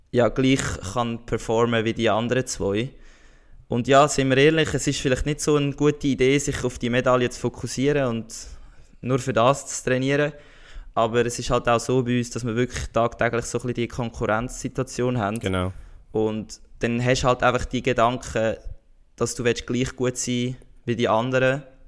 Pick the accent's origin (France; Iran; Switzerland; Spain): Switzerland; bei uns in der Schweiz